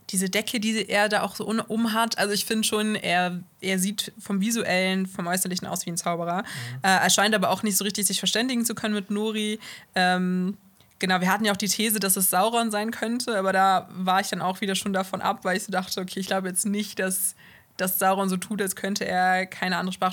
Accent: Bonn, North Rhine-Westphalia, Germany; Ich bin aus Bonn, ja.

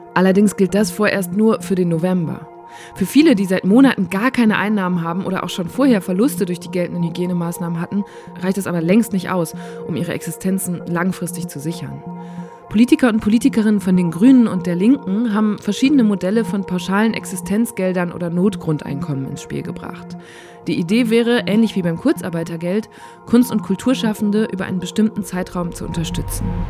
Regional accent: Borken, North Rhine-Westphalia, Germany; Ich komme aus Borken

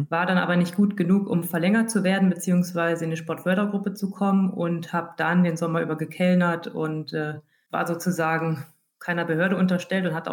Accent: Hesse, Germany; ich komme ja aus der Gegend

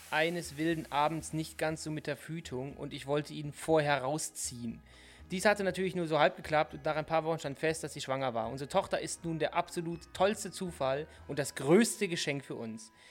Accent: North Rhine-Westphalia, Germany; Karneval heißt es bei uns in Nordrhein-Westfalen.

